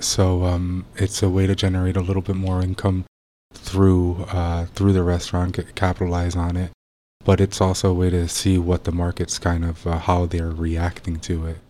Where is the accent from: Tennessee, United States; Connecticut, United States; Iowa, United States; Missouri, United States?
Connecticut, United States; Bridgeport; moved away as an adult; now in St. Petersburg, United States; Born and raised in uh, in Connecticut